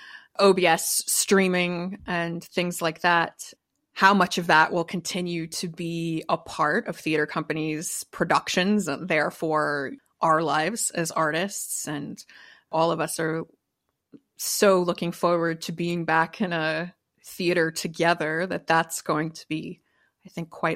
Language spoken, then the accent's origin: English; East Coast, United States; now in Los Angeles, United States; we're all from the East Coast